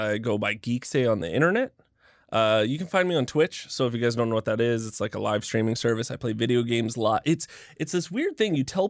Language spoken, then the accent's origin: English; Canada; The gimmick is I'm Canadian.